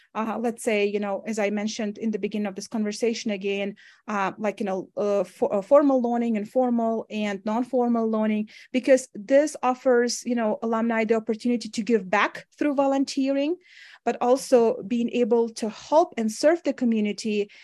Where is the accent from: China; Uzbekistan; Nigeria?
Uzbekistan; moved away as an adult; now in Wyoming, United States; when I was growing up in Uzbekistan